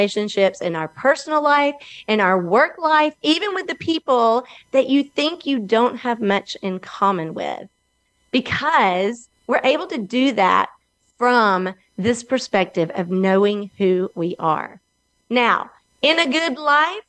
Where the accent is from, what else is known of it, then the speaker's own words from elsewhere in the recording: Alabama, United States; I am from Alabama, and I am located right here in Birmingham, also known as the Magic City